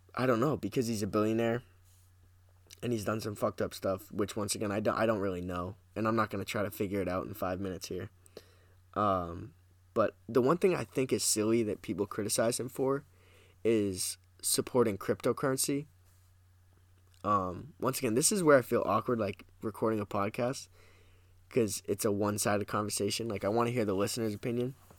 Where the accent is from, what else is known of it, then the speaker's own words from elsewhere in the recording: New Hampshire, United States; also born or lived in Massachusetts; But I will say I am from New Hampshire, so I'm in New Hampshire right now.